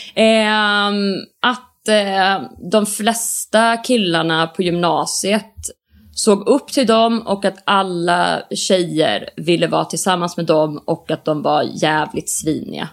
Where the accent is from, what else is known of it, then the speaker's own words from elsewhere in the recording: Borås, Västra Götaland, Sweden; moved away as an adult; now in Stockholm, Sweden; jag har en jättebra relation till min hemstad. Jag tycker om Borås väldigt mycket